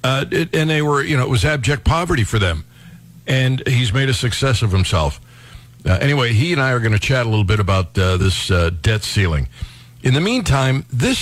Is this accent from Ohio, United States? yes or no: yes; Cleveland Heights, Ohio, United States; I grew up in Cleveland Heights